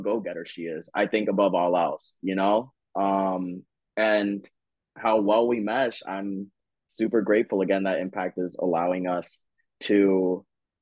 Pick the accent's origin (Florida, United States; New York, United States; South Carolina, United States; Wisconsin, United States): Florida, United States; South; my hometown of sunny South Florida